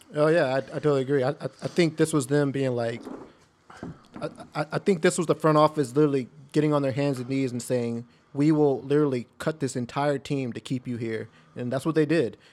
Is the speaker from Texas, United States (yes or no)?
yes; Texas, United States; I'm from the heart of fucking Texas